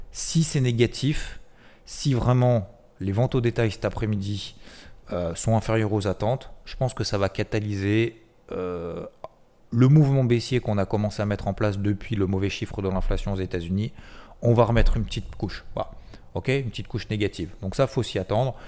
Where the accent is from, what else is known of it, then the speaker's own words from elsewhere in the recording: the South, south of France, France; je suis originaire du Sud